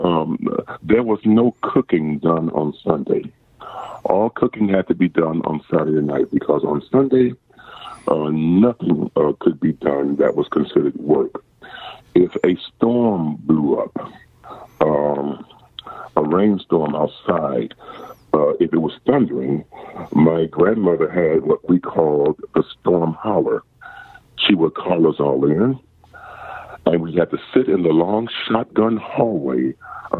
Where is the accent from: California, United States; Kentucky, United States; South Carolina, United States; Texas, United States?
South Carolina, United States; rural; moved away; also born or lived in Highland Hills, Ohio; The beginning of my life was in a small country town in rural South Carolina.